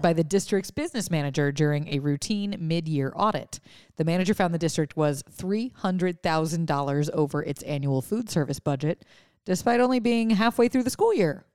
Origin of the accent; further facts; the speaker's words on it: Lafayette, Louisiana, United States; moved away; growing up in Lafayette, we would go to seafood restaurants, and now here I tend to go to crawfish pop-ups.